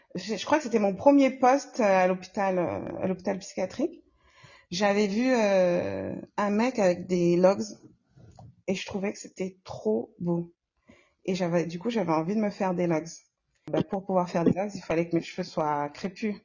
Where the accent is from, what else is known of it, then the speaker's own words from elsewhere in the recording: Comoros; now in Lyon, France; Je suis comorienne